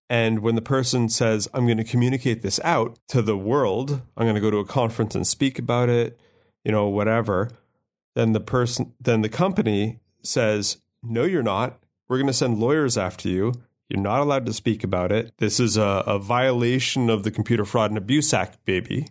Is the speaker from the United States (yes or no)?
no; Canada; as a Canadian male over the age of whatever I am